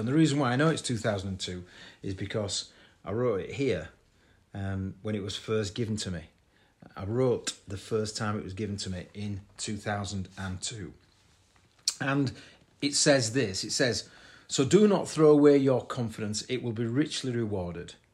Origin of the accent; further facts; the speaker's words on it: Bradford, Yorkshire and the Humber, United Kingdom; my hometown of Bradford